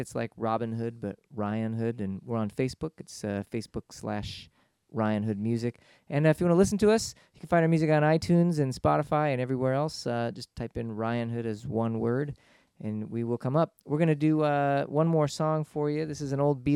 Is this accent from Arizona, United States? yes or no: yes; Tucson, Arizona, United States; moved away as an adult; also born or lived in Boston; we're both from Tucson. We met each other in high school there